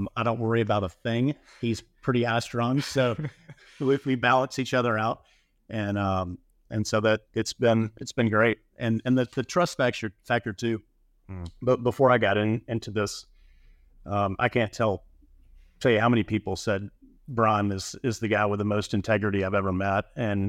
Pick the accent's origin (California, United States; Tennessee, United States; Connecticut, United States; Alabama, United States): Alabama, United States; I grew up in Alabama, but have built, in Florida and Mississippi, Colorado